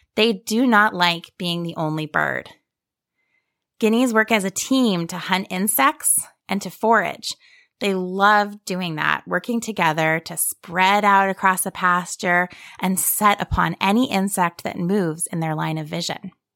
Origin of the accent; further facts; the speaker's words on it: Ohio, United States; moved away as an adult; also born or lived in Australia / Blue Ridge Mountains, Virginia; now in Virginia, United States; where I grew up in the foothills of the Appalachian Mountains in Ohio, on my sheep farm